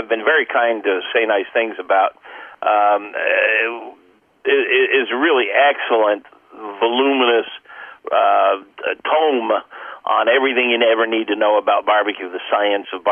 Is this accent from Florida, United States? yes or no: yes; Cape Canaveral, Florida, United States; I was raised on Cape Canaveral